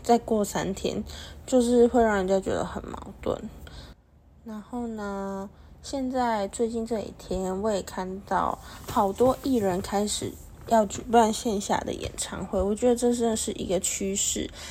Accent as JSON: {"language": "Chinese", "country": "Taiwan", "said": "我们台湾人"}